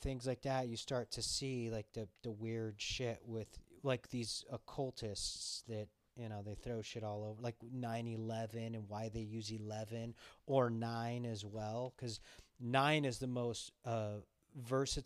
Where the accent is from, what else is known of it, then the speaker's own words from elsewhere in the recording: Los Angeles, California, United States; moved away; I'm from Los Angeles